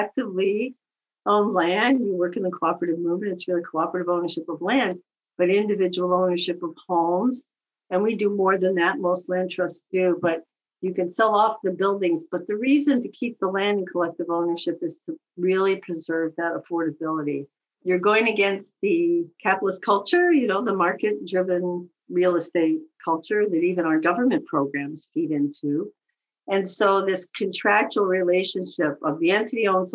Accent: Montreal, Quebec, Canada; moved away as an adult; also born or lived in Toronto; now in United States; I grew up in Montreal and went to French school until high school.

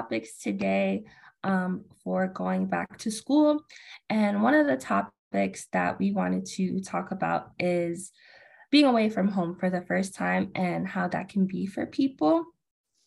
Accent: New York, United States; I'm from New York

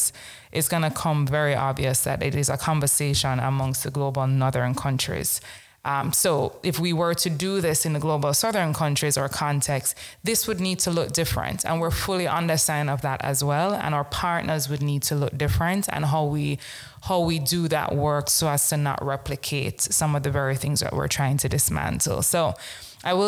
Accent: Jamaica; born and raised in Jamaica

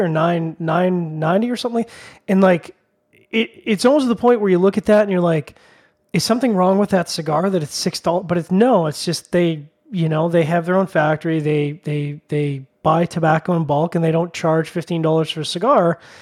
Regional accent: Canada

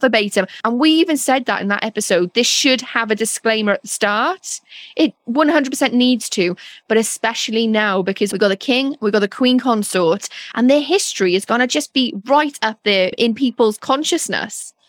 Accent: Wales, United Kingdom; moved away; as a Welsh person

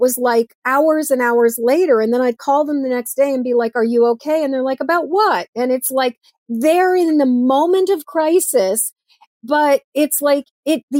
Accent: Massachusetts, United States; now in Maine, United States; I grew up in Massachusetts.

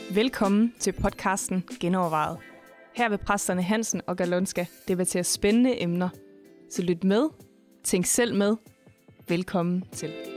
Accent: Denmark; som danskere

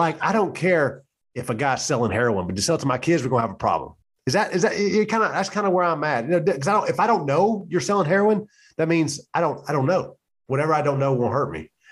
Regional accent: the South, United States; moved away as an adult; You know, we're from the South. I'm from the South.

